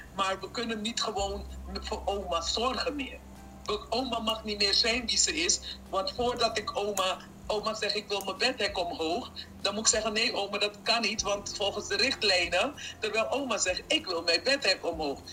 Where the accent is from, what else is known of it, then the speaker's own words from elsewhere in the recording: Suriname; moved away; also born or lived in Curaçao; ik, ben geboren en getogen in Suriname